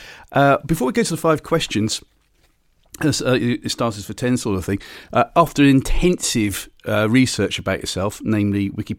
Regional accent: Bristol, South West England, United Kingdom; in my days growing up in Bristol, I always used to listen to Red Dragon Radio

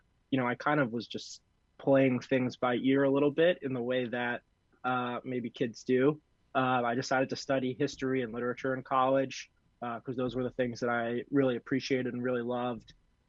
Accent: New York City, New York, United States; now in Milton, United States; Grew up in New York City.

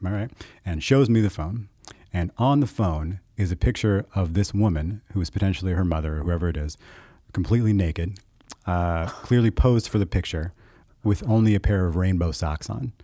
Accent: United States; I was raised in the United States where Christianity is the main religion

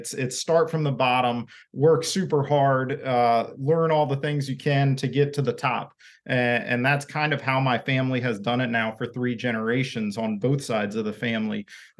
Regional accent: Maryland, United States; So I was raised in Maryland. My whole family's from Maryland, at least back a few generations

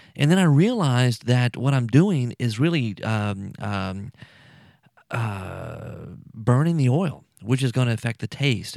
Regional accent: South Louisiana, United States; I'm from here. I'm from Louisiana, South Louisiana

